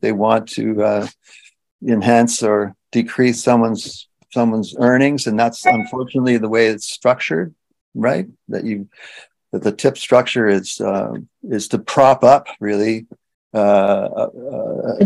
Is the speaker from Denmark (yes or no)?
no; Canada; being Canadian